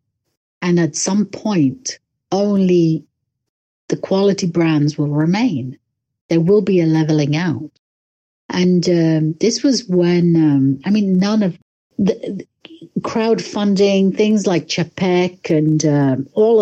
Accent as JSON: {"language": "English", "region": "London", "country": "United Kingdom", "also_born_or_lived": "Le Locle, Switzerland", "moved": "as an adult", "lives_now": "Switzerland", "said": "I'm from London."}